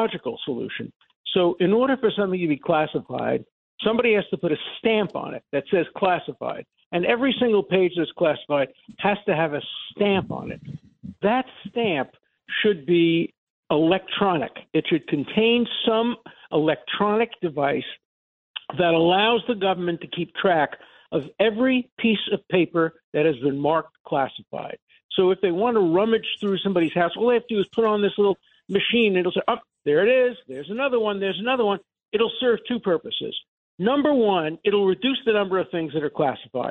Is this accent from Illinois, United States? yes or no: no; New York City, New York, United States; I come from Brooklyn